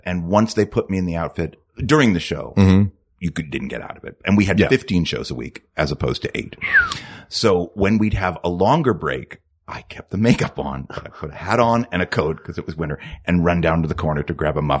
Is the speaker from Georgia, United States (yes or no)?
no; Palm Beach, Florida, United States; moved away as an adult; also born or lived in New York; I grew up in Palm Beach, Florida.